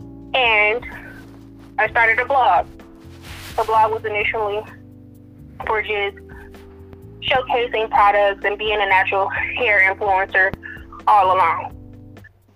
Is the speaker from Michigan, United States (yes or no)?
yes; Detroit, Michigan, United States; I'm from Detroit, Michigan